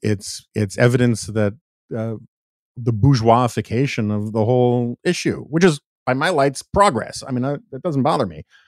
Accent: New York City, New York, United States; I grew up in New York City, um, not far from

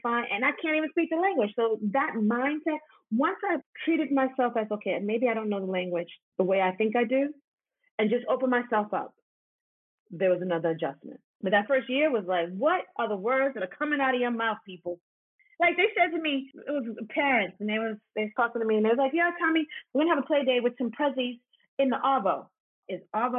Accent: New York City, New York, United States; moved away; I'm from Harlem

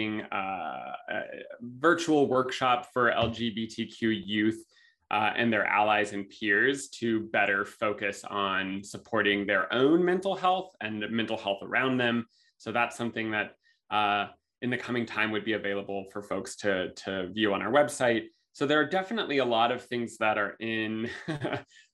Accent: Los Angeles, California, United States; I'm from California, Los Angeles area

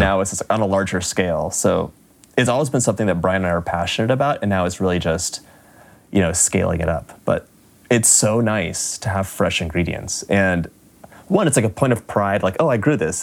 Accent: Los Angeles, California, United States; moved away as an adult; we're both from Los Angeles

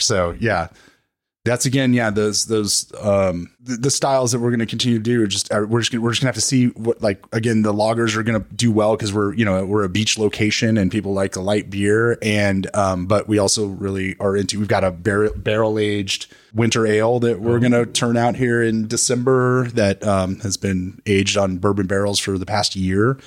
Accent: New Mexico, United States; moved away; I'm from New Mexico

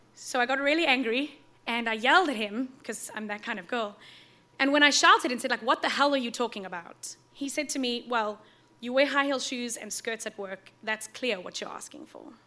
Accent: South Africa; moved away; Growing up in South Africa, in a part of the country that doesn't actually have seasons

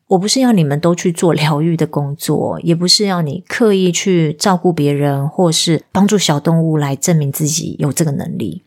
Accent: southern Taiwan, Taiwan; moved away; also born or lived in Taipei; 我是南部来的小孩

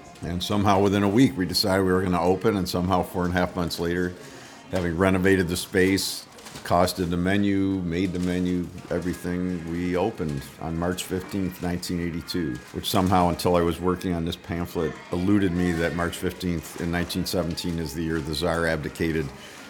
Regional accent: Chicago, Illinois, United States; moved away as an adult; So, I came here from Chicago.

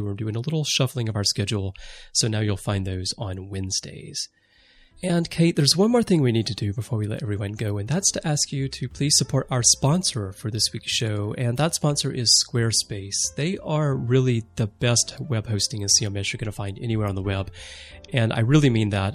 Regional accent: United States; I'm American

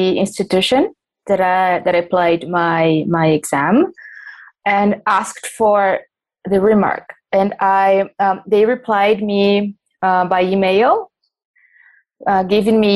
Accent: São Paulo, Brazil; English is a second language; I'm from Brazil, São Paulo

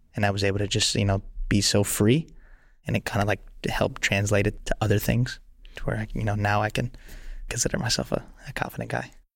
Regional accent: Lafayette, Louisiana, United States; also born or lived in Sweden; I started out in my parents' backyard in Lafayette, Louisiana

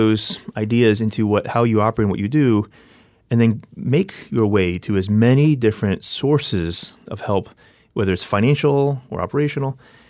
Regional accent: District of Columbia, United States; also born or lived in Maryland; So, you know, I grew up in on the East Coast, born and raised in the D.C. area, and then grew up progressively moving closer toward Baltimore.

